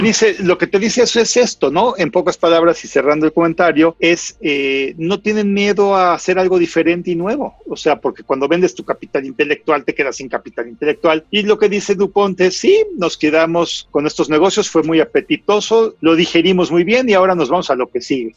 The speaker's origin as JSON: {"language": "Spanish", "country": "Mexico", "said": "los que somos mexicanos"}